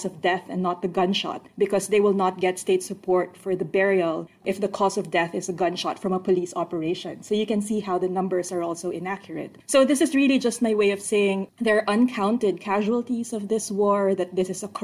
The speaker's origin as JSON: {"language": "English", "town": "Manila", "region": "Metro Manila", "country": "Philippines", "tie": "born or raised there", "moved": "yes", "lives_now": "Canberra, Australia", "said": "I was born and raised in Manila, and the Philippines is a basketball country"}